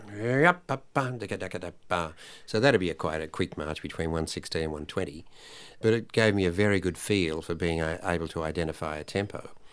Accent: Sydney, New South Wales, Australia; also born or lived in Italy; I sang at a Sunday school anniversary for the, uh, Salvation Army in, uh, North Sydney.

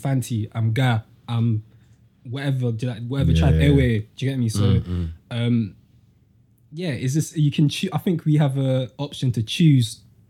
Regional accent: London, United Kingdom; also born or lived in Peckham / Carshalton; now in Croydon, United Kingdom; I'm from CRO, I'm from Camberwell. I've lived in Camberwell, Peckham, Woolworth Road, Croydon. I've lived in Sutton, well, Carshalton, which is like south. Everything's all south.

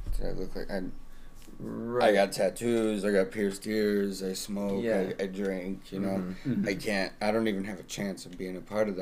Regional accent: Salt Lake City, Utah, United States; now in Omaha, United States; I hail from Salt Lake City and got stuck here in Omaha

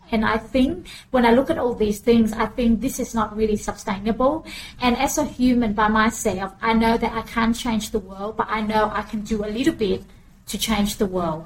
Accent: Australia; also born or lived in Vietnam; I came to Australia as a refugee mm. since um, 1980, the 20th of June, we arrived in Australia

